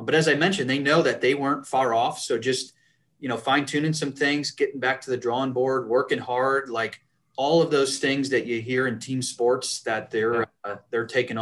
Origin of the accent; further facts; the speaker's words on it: Western New York, United States; I grew up in Western New York